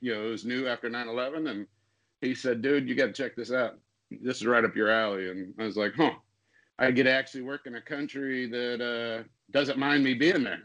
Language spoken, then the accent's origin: English; Iowa, United States; moved away; I come from Iowa